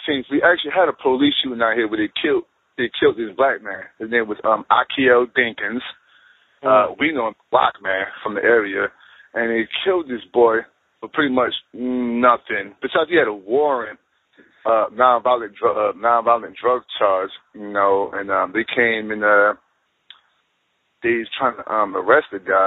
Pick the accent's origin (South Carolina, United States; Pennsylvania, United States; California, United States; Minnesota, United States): Pennsylvania, United States; Philadelphia; now in Raleigh, United States; I'm from Philadelphia